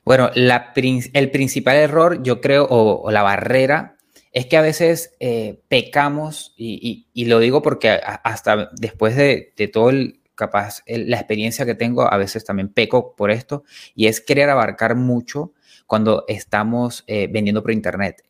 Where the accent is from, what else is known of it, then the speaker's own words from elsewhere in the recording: Venezuela; moved away as an adult; now in Argentina; yo soy venezolano